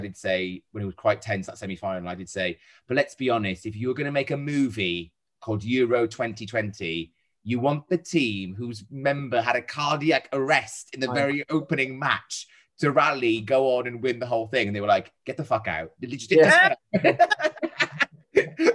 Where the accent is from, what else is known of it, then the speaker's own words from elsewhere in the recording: Wales, United Kingdom; I'm Welsh. But I'm a rare breed of Welsh person that supports England when Wales aren't in the equation.